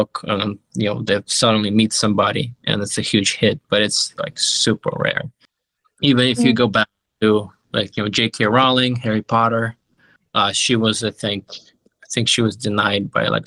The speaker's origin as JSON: {"language": "English", "country": "Ukraine", "tie": "born or raised there", "moved": "yes", "said": "I grew up in Ukraine"}